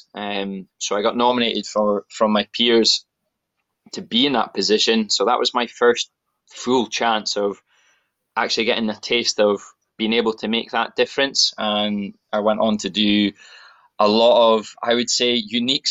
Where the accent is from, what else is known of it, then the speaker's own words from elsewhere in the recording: Aberdeen, Scotland, United Kingdom; I am born and raised in Aberdeen, northeast of Scotland